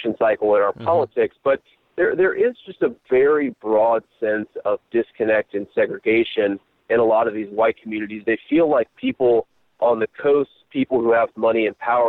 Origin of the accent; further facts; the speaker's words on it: Middletown, Ohio, United States; moved away as an adult; growing up in Middletown